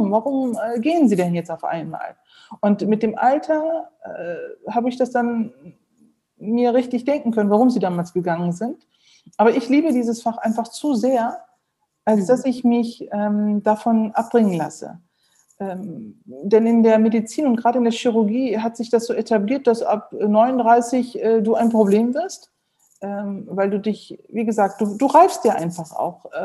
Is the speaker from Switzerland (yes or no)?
no; Neuss, North Rhine-Westphalia, Germany; Ich bin, ähm, wie gesagt, in Neuss geboren und aufgewachsen, bin dort zur Schule gegangen, habe dann ähm, die äh, Uni in Düsseldorf besucht